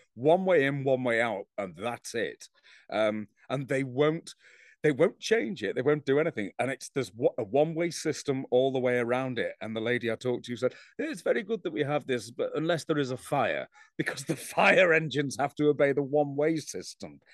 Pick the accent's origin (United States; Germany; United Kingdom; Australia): United Kingdom; England; I'm English